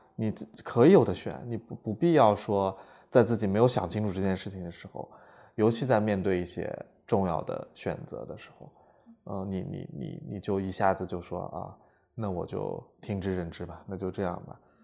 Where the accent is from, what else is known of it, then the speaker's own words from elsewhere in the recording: Lanzhou, Gansu, China; moved away; 家籍贯是南方人，但嗯是实际上我是在兰州出生长大的嘛哦是在兰州对出生的